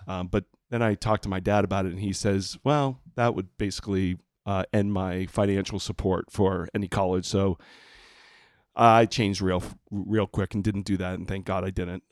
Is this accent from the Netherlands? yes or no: no; Puerto Rico; moved away; I grew up in Puerto Rico